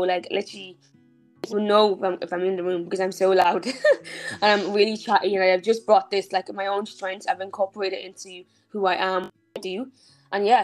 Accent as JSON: {"language": "English", "town": "Dublin", "region": "Leinster", "country": "Ireland", "tie": "born or raised there", "also_born_or_lived": "Nigeria", "said": "I was born in Nigeria. I left when I was five, um, and we came to Ireland."}